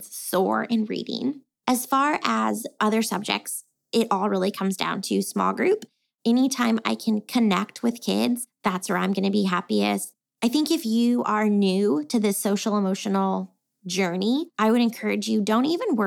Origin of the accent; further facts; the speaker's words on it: Texas, United States; I was born and raised here in Texas.